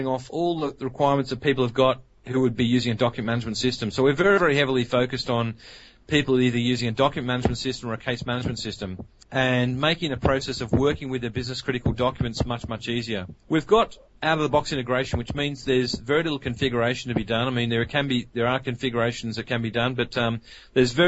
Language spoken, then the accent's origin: English; Australia; accent: Australian; as you can actually hear by my accent, we're an Australian company.